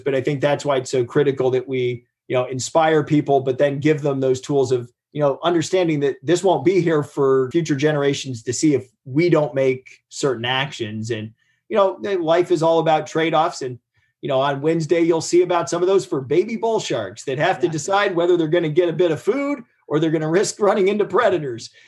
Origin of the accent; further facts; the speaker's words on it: Ohio, United States; I grew up in Ohio. We had a river catch on fire.